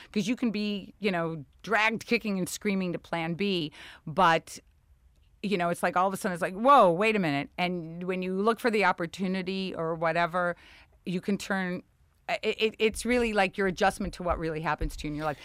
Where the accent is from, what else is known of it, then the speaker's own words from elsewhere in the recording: Chicago, Illinois, United States; accent: Chicago; moved away; growing up in Chicago with the dancing school and the beauty shop